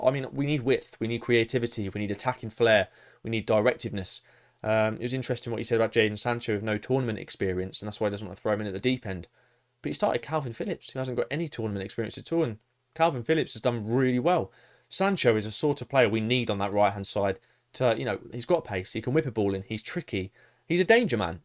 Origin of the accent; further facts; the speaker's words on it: England, United Kingdom; as an Englishman